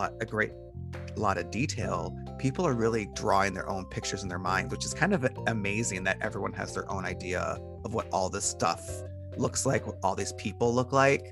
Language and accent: English; Detroit, Michigan, United States; now in Portland, United States; I was born and raised in Detroit, very, very poor